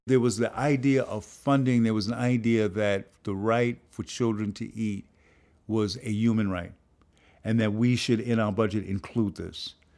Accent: New York City, New York, United States; this good working class kid growing up in the Bronx in a poor but working class community

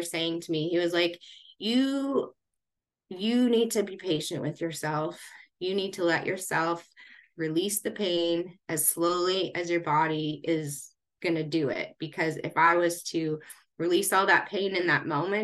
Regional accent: Regina, Saskatchewan, Canada; moved away as an adult; I grew up in Regina, which is, heavily Indigenous

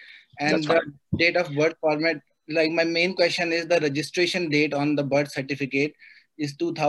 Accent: Delhi, India; moved away as an adult; now in United States; So I'm from Delhi.

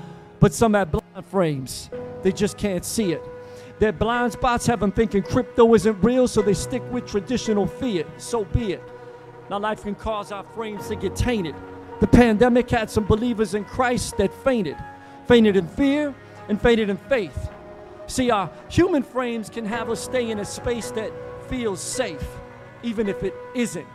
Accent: Philadelphia, Pennsylvania, United States; now in Tampa, United States; Originally, I'm from Philly. I grew up in church

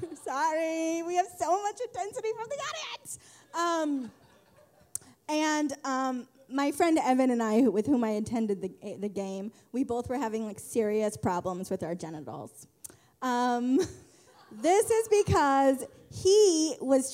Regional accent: San Luis Obispo, California, United States; moved away as an adult; now in San Francisco Bay Area, United States; I grew up in San Luis Obispo, California, which is south of here

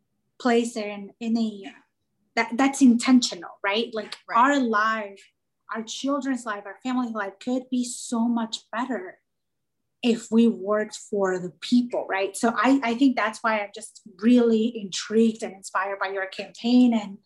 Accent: Des Moines, Iowa, United States; my family and I moved to Iowa, Des Moines specifically, in 2005. So when I was 11, I grew up around Harding Middle School in that area.

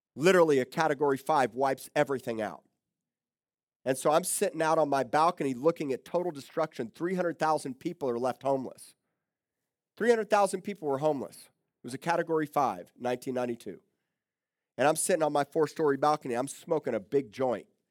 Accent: Miami, Florida, United States; moved away as an adult; also born or lived in Tulsa, Oklahoma; now in Corpus Christi, United States; I grew up in South Miami

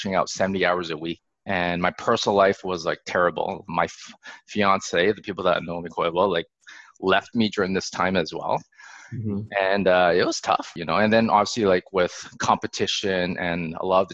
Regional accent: Alberta, Canada; I was born in Alberta. And growing up in Alberta, like, we're close to Banff

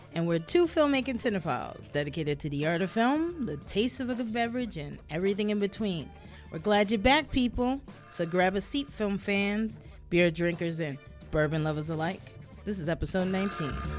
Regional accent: New York City, New York, United States; me growing up in New York City

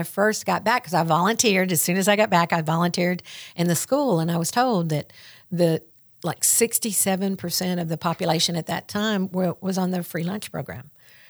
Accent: the South, United States; accent: Southern; And so we had my Southern accent and birds chirping and their British accents

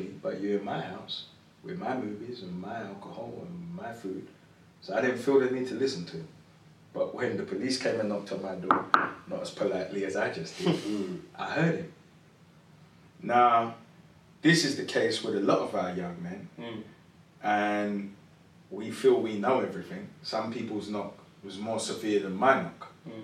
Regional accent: London, United Kingdom; moved away as an adult; Southeast London. Born and bred. I spent the first 30 years of my life in South London.

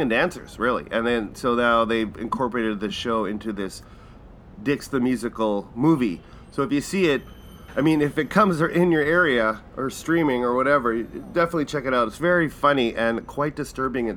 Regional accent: Manitoba, Canada; we're from Manitoba.

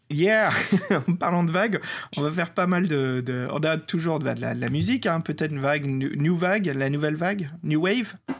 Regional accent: France; accent: French; avec mon accent français

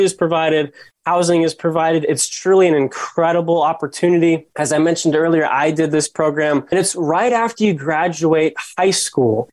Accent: South Dakota, United States; I grew up in South Dakota and I was actually the son of a youth pastor

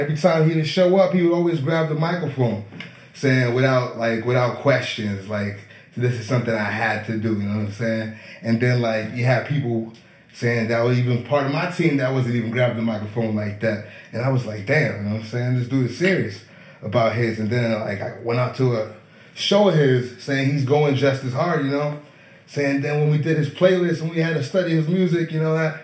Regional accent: Boston, Massachusetts, United States; I'm from Boston

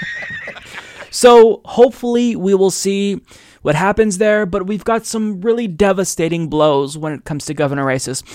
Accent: Oregon, United States; my home state of Oregon

